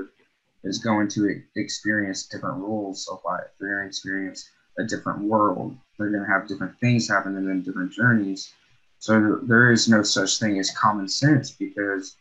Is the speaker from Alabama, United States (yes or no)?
yes; Alabama, United States; now in Pacific Northwest, United States; I'm from Alabama, I'm from the South